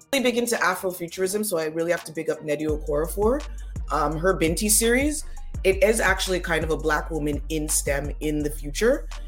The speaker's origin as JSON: {"language": "English", "town": "Toronto", "region": "Ontario", "country": "Canada", "tie": "born or raised there", "also_born_or_lived": "Ottawa", "said": "I actually live where I was born. I was born in Toronto, Ontario, Canada. I was born right downtown and I still live there."}